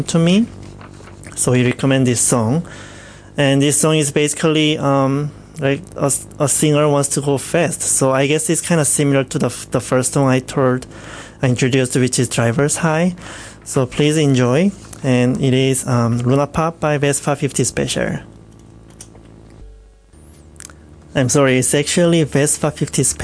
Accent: South Korea; moved away; next song is from my home country, is from South Korea

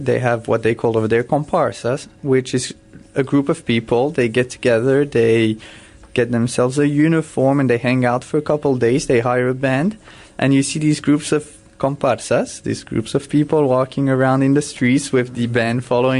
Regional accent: France; also born or lived in Cameroon; I was born in Cameroon. I lived there just for 1 year. I don't have any memories. That's where I was born due to medical reasons. It's a harsh climate over there. Mm. My parents decided to move back to France

